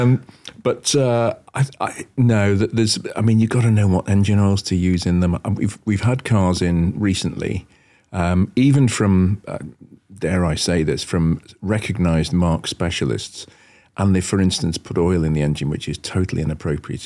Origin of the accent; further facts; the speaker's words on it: Wallasey, North West England, United Kingdom; I actually left and, uh, set up on my own in Wallasey, my hometown, doing esoteric cars